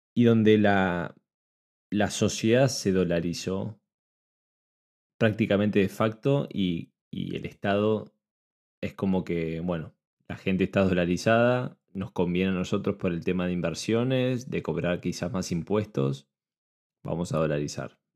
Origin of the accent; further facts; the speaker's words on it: Argentina; yo lo veo como argentino